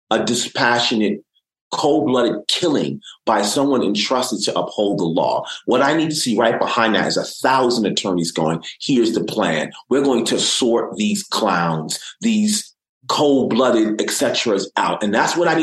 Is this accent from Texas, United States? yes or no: no; New York City, New York, United States; I was raised by a single parent mom in the Bronx, New York City